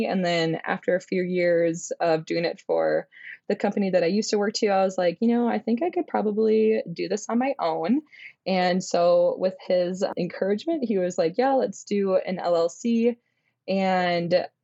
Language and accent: English; Minnesota, United States; I was born and raised in Minnesota